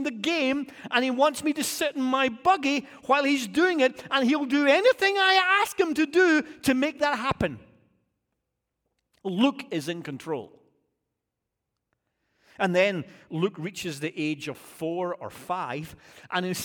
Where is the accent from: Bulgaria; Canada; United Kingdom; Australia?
United Kingdom; now in United States; As a Brit